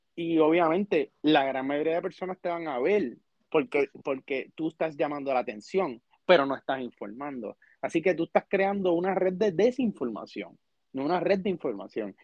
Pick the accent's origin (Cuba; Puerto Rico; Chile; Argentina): Puerto Rico; yo como puertorriqueño